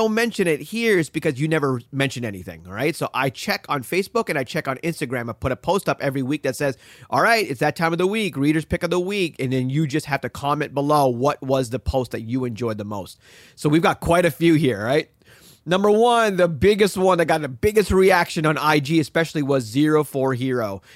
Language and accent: English; Hong Kong; I'm a Pakistani that grew up in Hong Kong